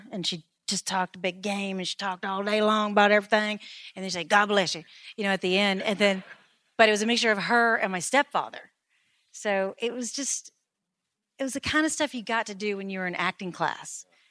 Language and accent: English; the South, United States; I'm a Southerner as well.